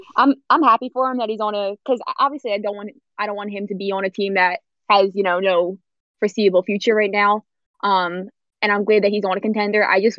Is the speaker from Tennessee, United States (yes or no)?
no; Philadelphia area, Pennsylvania, United States; I'm from the Philly area